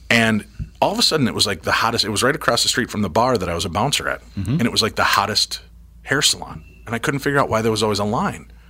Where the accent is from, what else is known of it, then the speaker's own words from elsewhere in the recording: Chicago, Illinois, United States; well, I'm from Chicago